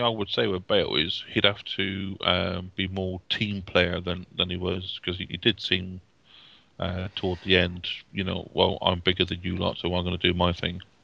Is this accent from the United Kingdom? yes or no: yes; United Kingdom; as a Brit